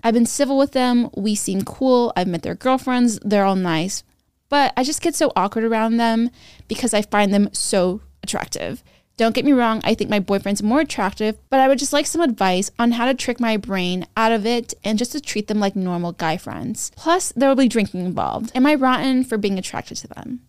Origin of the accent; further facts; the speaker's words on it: Sacramento, California, United States; I grew up near Johnny Carino's, which is, like, a fran-, an Italian franchise. in Sacramento